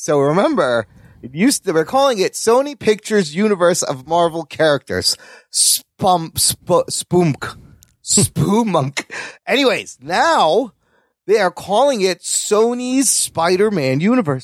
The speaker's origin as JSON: {"language": "English", "country": "Pakistan", "said": "I'm Pakistani"}